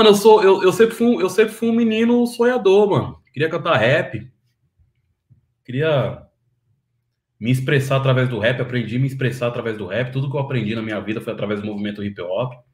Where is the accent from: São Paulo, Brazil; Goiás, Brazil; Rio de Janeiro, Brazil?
São Paulo, Brazil; born there; Nasci em São Paulo. Minha família é tudo da Bahia, né? Mas eu nasci em São Paulo. Que bairro? Eu nasci no Butantã, ali no, no, no quilômetro 15 da Raposo Tavares.